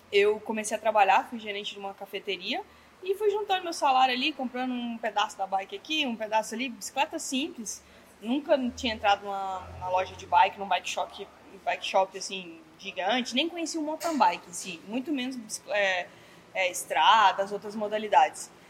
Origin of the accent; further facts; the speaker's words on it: Pirenópolis, Goiás, Brazil; eu sou de Pirenópolis, Goiás, uma cidade bem pequenininha do interior.